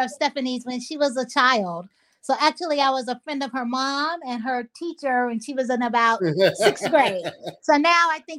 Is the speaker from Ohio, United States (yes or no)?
yes; Ohio, United States; now in Sherman Oaks, United States; I'm originally from Ohio. I live in California now.